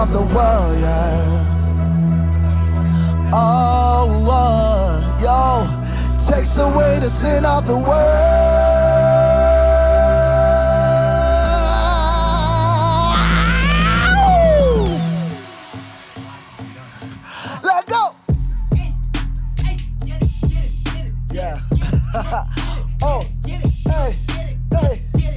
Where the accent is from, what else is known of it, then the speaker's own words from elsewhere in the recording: Krugersdorp, Gauteng, South Africa; I'm born and raised in Kagiso, Krugersdorp. You know, Gauteng.